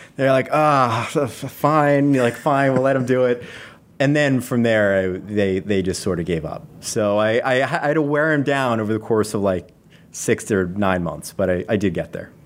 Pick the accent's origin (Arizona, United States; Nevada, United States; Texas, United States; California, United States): Nevada, United States; Las Vegas; moved away as an adult; now in Seattle, United States; I grew up in Las Vegas